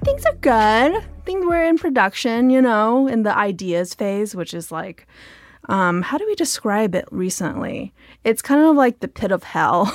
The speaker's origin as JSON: {"language": "English", "town": "Diamond Bar", "region": "California", "country": "United States", "tie": "born or raised there", "said": "I grew up in Diamond Bar, which is, like, a sub, suburb of L"}